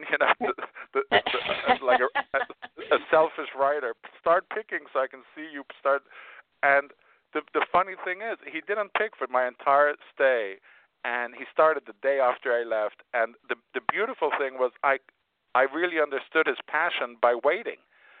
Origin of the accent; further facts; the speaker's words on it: Spain; I was born in Spain. My parents were expatriates who lived there, so I grew up eating a lot of Spanish food